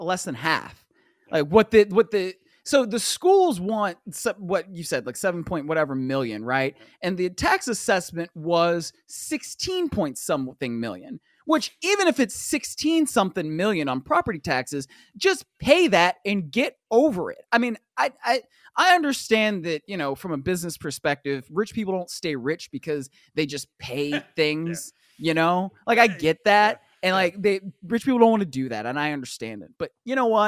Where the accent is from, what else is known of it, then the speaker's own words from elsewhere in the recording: Cleveland, Ohio, United States; growing up in Cleveland with the snow, my mom wanted to make sure I was going to be safe